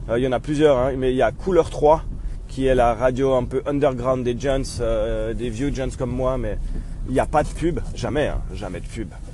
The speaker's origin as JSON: {"language": "French", "country": "Switzerland", "said": "chez nous en Suisse"}